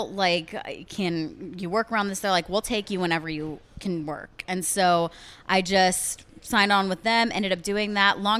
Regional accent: California, United States; also born or lived in Texas; I am, yeah. I was born in California.

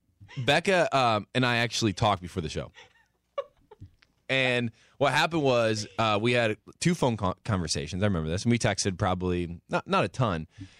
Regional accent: Warsaw, Indiana, United States; I'll never forget Warsaw, Indiana, my hometown

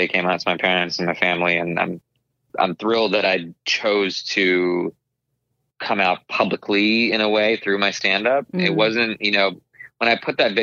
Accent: Arizona, United States; growing up in Arizona and with immigrant parents, but being Indian American

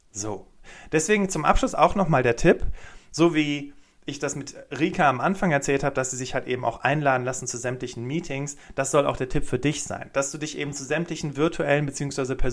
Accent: Cologne, North Rhine-Westphalia, Germany; Ich komme aus Köln, habe zwei Kinder und ähm, bin super gerne in der Natur unterwegs als Hobby.

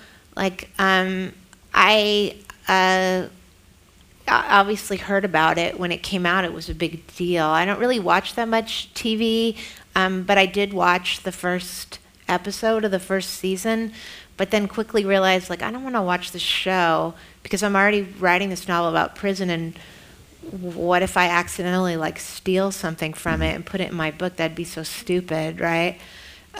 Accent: San Francisco, California, United States; I am from San Francisco

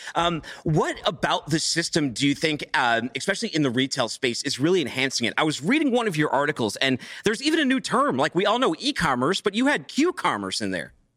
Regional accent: Chattanooga, Tennessee, United States; out here in Chattanooga, my hometown.

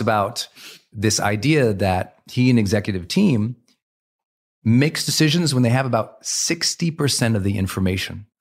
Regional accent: Montana, United States; I was raised in Montana, where men didn't really communicate.

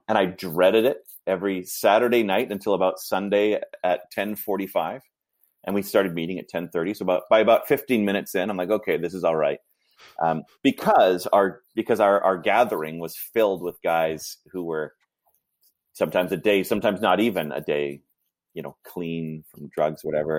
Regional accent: Vancouver, British Columbia, Canada; also born or lived in Toronto; I grew up in Vancouver

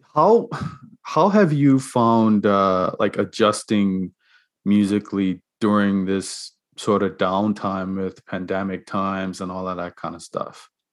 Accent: Bermuda; moved away; I'm from Bermuda

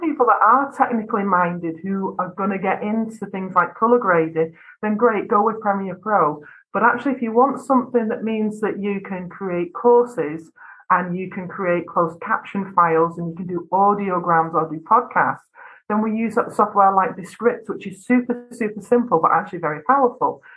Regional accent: North West England, United Kingdom; accent: flat vowels; I come from Northwest England I have very flat vowels in my accent.

